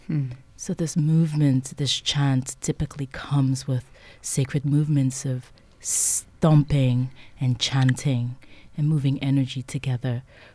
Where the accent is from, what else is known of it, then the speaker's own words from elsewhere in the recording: Nigeria; moved away; my time growing up in Nigeria, West Africa.